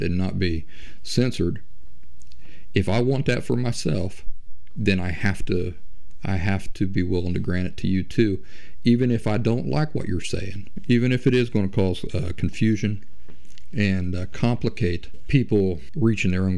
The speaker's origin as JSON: {"language": "English", "area": "Kentucky, and southeastern Ohio meet", "region": "Appalachian region where West Virginia", "country": "United States", "also_born_or_lived": "Philadelphia, Pennsylvania", "moved": "yes", "said": "I'm a hillbilly from the Appalachian region where West Virginia, Kentucky, and southeastern Ohio meet, that I lived for over a decade in Philly"}